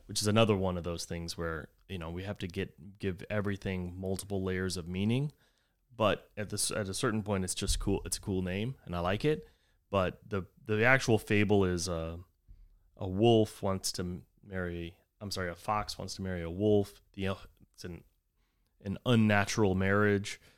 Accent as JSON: {"language": "English", "region": "Texas", "country": "United States", "tie": "born or raised there", "said": "whenever I grew up in Texas, we always would say the, that the devil's beating his wife"}